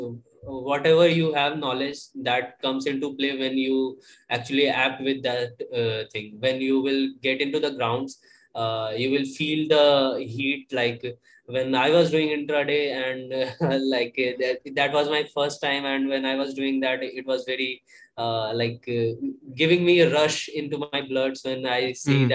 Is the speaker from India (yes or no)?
yes; Asansol, West Bengal, India; also born or lived in Pune; it's almost 2 years for me being here in my hometown